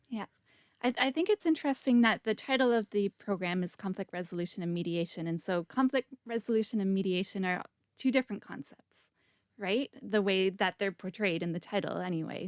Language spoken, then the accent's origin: English; Canada; I'm Canadian too